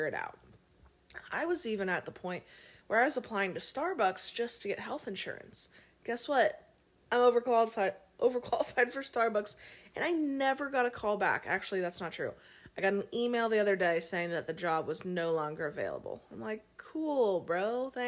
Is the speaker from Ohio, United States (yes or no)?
yes; Cincinnati, Ohio, United States; I grew up in Cincinnati, Ohio